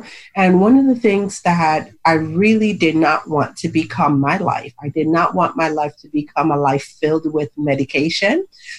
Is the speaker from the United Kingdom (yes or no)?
no; U.S. Virgin Islands; now in Maryland, United States; I'm from the Virgin Islands, but I actually live in Maryland. And I'm in the Virgin Islands right now.